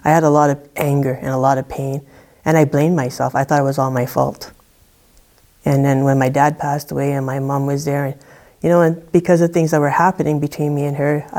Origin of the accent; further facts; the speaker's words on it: Thompson, Manitoba, Canada; I grew up in Thompson, Manitoba